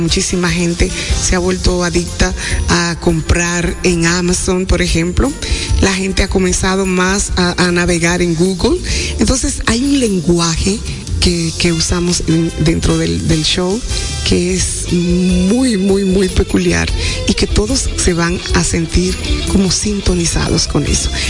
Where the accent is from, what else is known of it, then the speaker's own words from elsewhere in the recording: Dominican Republic; como mujeres dominicanas que somos